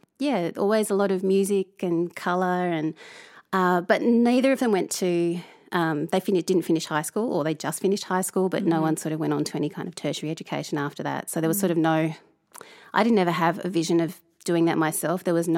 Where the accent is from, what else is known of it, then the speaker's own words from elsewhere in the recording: Hobart, Tasmania, Australia; also born or lived in Suvavo, Fiji; So I was born in Hobart in Tassie in the mid-70s. My mum was from the northwest coast of Tasmania and my dad was from a village called Suvavo in Fiji, Vidilevu. So I was born in Tassie, grew up there sort of between Hobart.